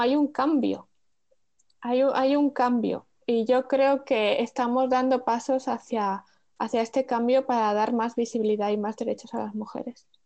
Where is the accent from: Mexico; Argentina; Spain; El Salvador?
Spain; moved away as an adult; now in Netherlands; siendo española, viviendo en Holanda